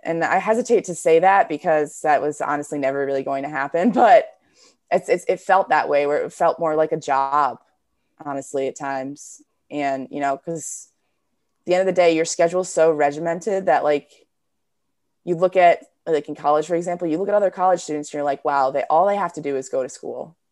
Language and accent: English; New Jersey, United States; I grew up in New Jersey.